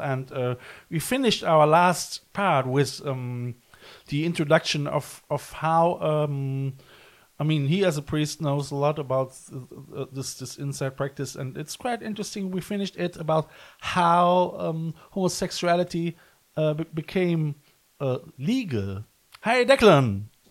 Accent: Cologne, North Rhine-Westphalia, Germany; now in West Cork, Ireland; I come from Cologne

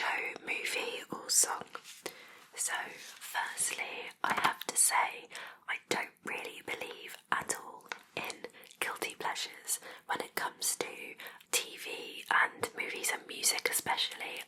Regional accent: Plymouth, South West England, United Kingdom; I am from the southwest of England. So, I was born in Plymouth

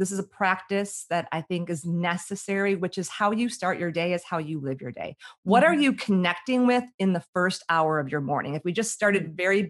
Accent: Chicago, Illinois, United States; I grew up in the Midwest in Chicago

